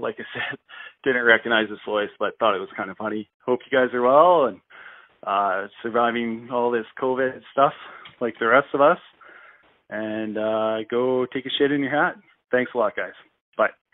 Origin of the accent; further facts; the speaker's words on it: Creston, British Columbia, Canada; my hometown here of Creston, B C, Uh, I actually live here